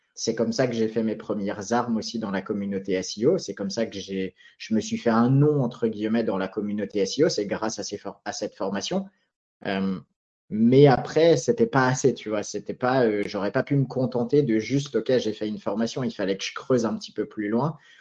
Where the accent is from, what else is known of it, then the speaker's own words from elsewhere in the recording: Alsace, Grand Est, France; moved away as an adult; also born or lived in Philippines; depuis deux ans, je suis installé au pied des Vosges, donc ma région natale en Alsace.